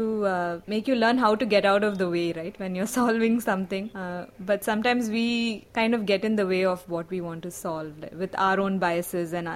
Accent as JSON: {"language": "English", "town": "Bangalore", "region": "Karnataka", "country": "India", "said": "I'm also from Bangalore"}